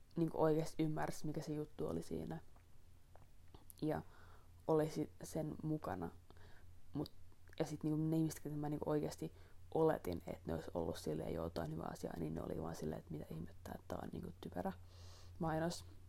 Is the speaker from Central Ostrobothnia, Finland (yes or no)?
no; Helsinki, Uusimaa, Finland; moved away; mähän olen Helsingistä kotoisin